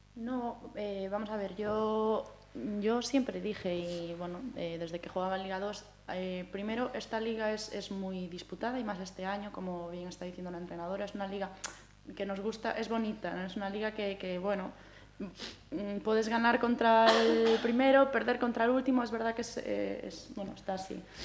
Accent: Santiago de Compostela, Galicia, Spain; yo soy una chica gallega, ¿no? Soy de Santiago

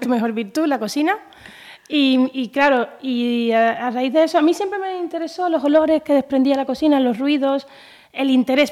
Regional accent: Havana, Cuba; now in Galicia, Spain; Yo soy cubana de La Habana, ciudad de La Habana. Yo soy capitalina.

